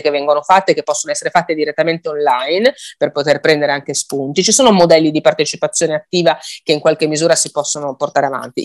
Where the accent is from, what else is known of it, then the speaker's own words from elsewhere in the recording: Liguria, Italy; io sono Ligure